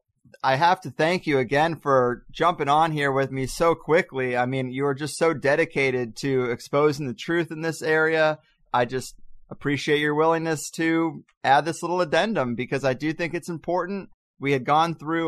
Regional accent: Missouri, United States; I grew up in Missouri in a place where the KKK literally solicits for new members at the Peevely Flea Market flag booth

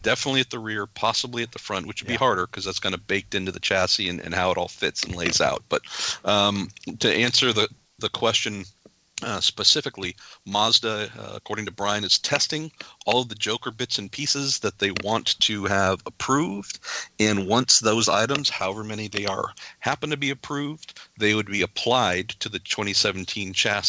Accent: California, United States; I'm from California

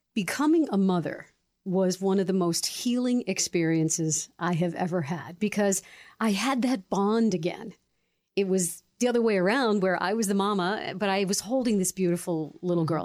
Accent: Newington, Connecticut, United States; I grew up in Newington

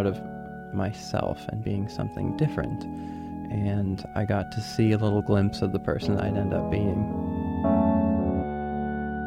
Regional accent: South Portland, Maine, United States; I'm from South Portland

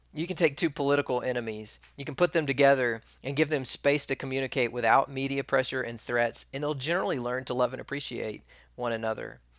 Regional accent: East Texas, United States; I can't say rural because I'm from East Texas.

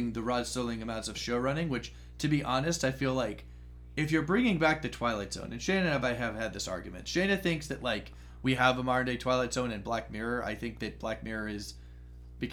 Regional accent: Binghamton, New York, United States; I grew up in near Binghamton, New York

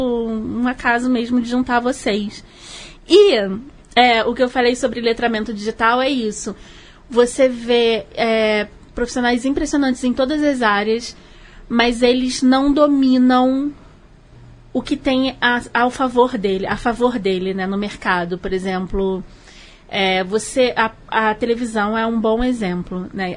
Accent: Rio de Janeiro, Brazil; eu sou carioca, né? Como toda boa carioca

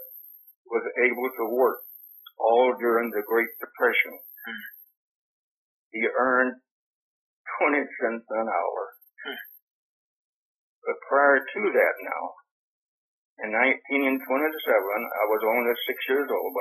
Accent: Anniston, Alabama, United States; also born or lived in California; I was born in Alabama. Grew up in Alabama and California

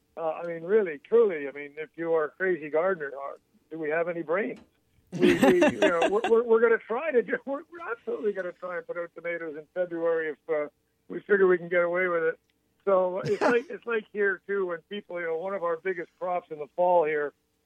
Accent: Georgia, United States; Well, you know, we're from Georgia.

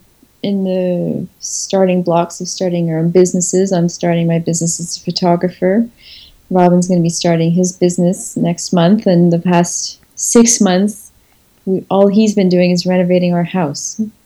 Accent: Montreal, Quebec, Canada; moved away as an adult; now in Provence, France; I think it does confuse them that I'm from Montreal.

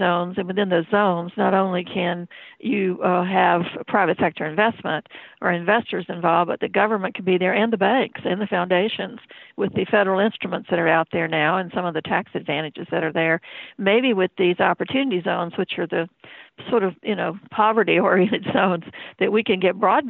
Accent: North Carolina, United States; I grew up in Columbus County, which is a very small, well, it's a big county, second largest land area in the state, but it's probably the smallest population, but has swamps

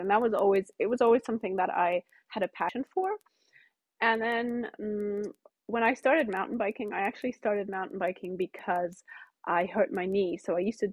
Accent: Cyprus; moved away; I grew up in Cyprus, which is a tiny little island below Turkey. And I grew up with Turkish, English, and German, and that's why my English is pretty good

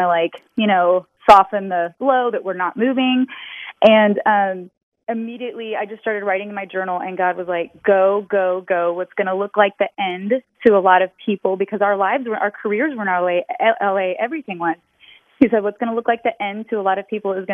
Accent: Texas, United States; also born or lived in Los Angeles; now in Indianapolis, United States; I'm originally from Texas.

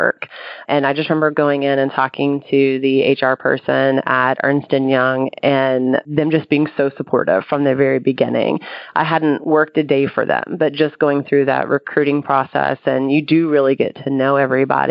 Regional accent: near Austin, Texas, United States; about 15 minutes from my hometown

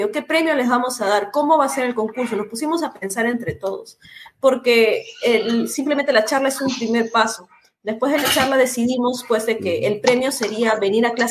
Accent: Trujillo, La Libertad, Peru; moved away as an adult; now in Lima, Peru; yo no soy de Lima, yo soy de Trujillo, que queda como a ocho horas de acá, es una provincia

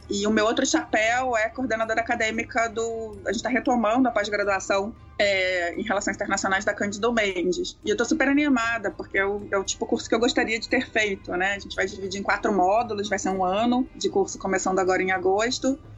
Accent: Israel; eu sou judia, eu sou também israelense, né?

